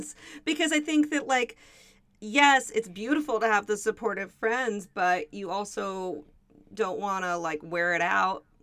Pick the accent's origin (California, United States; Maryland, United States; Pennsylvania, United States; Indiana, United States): California, United States; Los Angeles; I grew up here too